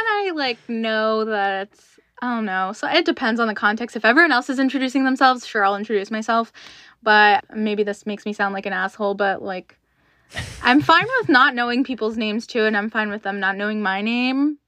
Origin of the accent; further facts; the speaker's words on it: United States; I was born in America